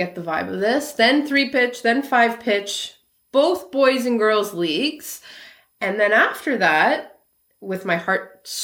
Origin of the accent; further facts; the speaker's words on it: Vaughan, Ontario, Canada; I grew up in Vaughan